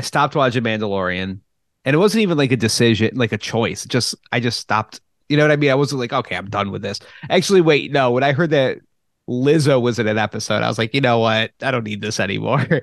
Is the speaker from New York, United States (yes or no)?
yes; Churchville-Chili area, New York, United States; growing up in the Churchill Chilli area